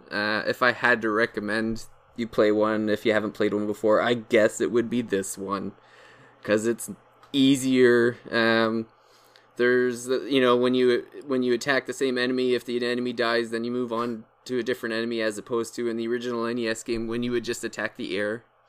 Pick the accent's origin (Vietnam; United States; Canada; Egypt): Canada; I'm Canadian